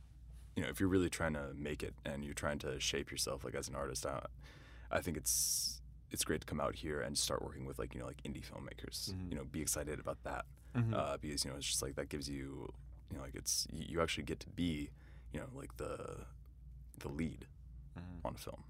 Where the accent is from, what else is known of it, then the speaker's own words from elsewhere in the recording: East Coast, United States; growing up on the East Coast, you get seasons.